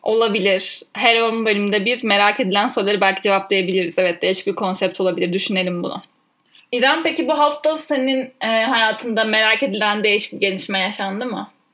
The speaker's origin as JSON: {"language": "Turkish", "region": "Ankara", "country": "Turkey", "tie": "born or raised there", "said": "ben 1997 yılında Ankara'da doğdum."}